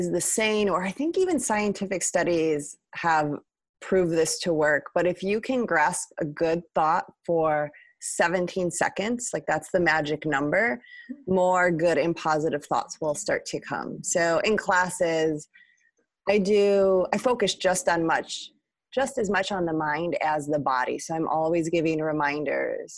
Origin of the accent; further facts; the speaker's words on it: Milwaukee, Wisconsin, United States; I'm also a Midwesterner. I'm from Milwaukee, Wisconsin.